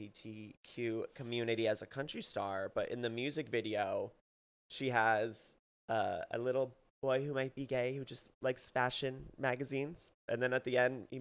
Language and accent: English; Phoenix, Arizona, United States; moved away; I'm from Phoenix, Arizona. Okay. One of the, like, the sixth largest city in the country.